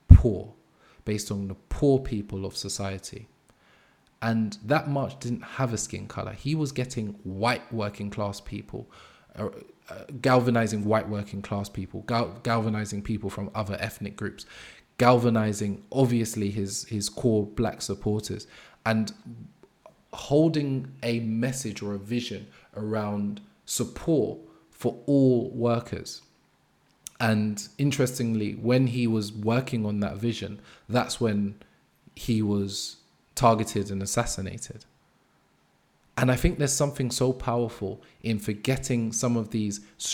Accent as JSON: {"language": "English", "region": "London", "country": "United Kingdom", "tie": "born or raised there", "said": "I grew up in Brixton, Angel Town"}